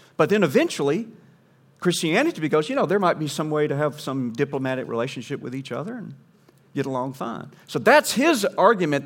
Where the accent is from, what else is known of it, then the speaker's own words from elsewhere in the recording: Southeast, United States; growing up in the Southeast, in the lower forty-eight